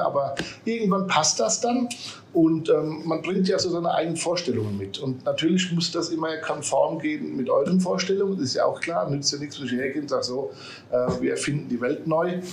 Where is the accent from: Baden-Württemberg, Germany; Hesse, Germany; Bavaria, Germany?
Bavaria, Germany; Aschaffenburg; gebürtig aus Aschaffenburg, komme auch aus Aschaffenburg